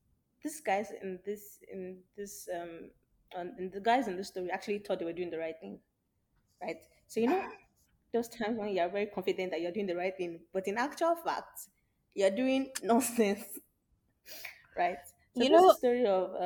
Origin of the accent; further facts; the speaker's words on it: Nigeria; as a Nigerian mother